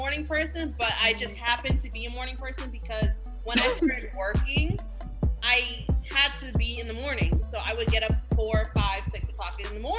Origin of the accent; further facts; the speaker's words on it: New York, United States; now in Florida, United States; I'm from New York. I'm with the cold.